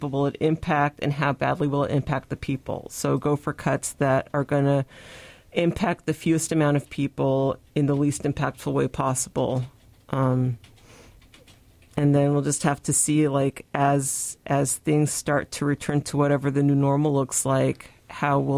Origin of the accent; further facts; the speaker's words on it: Tri-Cities, Washington, United States; also born or lived in Sunnyside, Washington; I grew up in the Tri-Cities